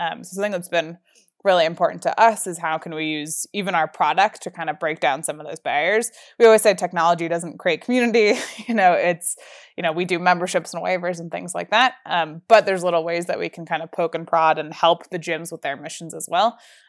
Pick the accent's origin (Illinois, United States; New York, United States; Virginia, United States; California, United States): New York, United States; now in Colorado, United States; I grew up outside of Manhattan and just assumed that was how everyone works. Colorado is way chiller than anywhere I've ever lived before.